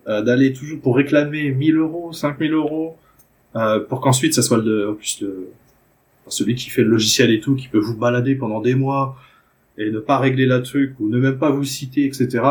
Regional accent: France; moved away; je suis français au départ

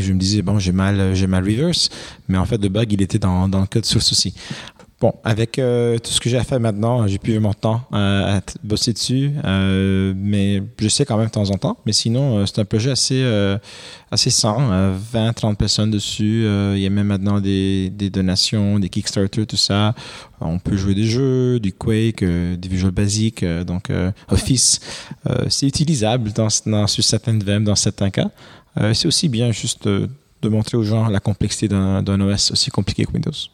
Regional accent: Romania; also born or lived in Quebec, Canada; now in Canada; j'ai grandi en Roumanie

